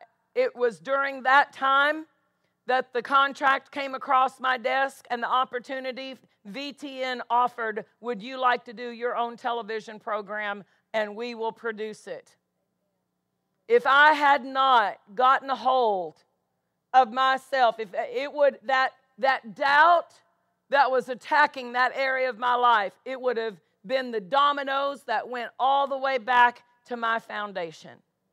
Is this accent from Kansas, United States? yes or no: yes; DeSoto, Kansas, United States; I'm halfway to Topeka. I was from DeSoto. I worked in Topeka at that time